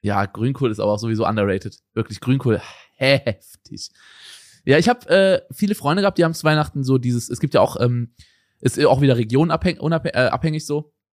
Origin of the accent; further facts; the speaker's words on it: Germany; moved away as an adult; now in Portugal; Bei mir war es früher in Deutschland so, also wo ich aufgewachsen bin, haben wir abends die Geschenke ausgepackt